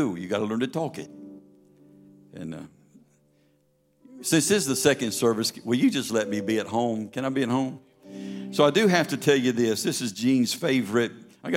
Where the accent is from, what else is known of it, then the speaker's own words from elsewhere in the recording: Kentucky, United States; also born or lived in Anderson, South Carolina; now in Louisiana, United States; I grew up in Kentucky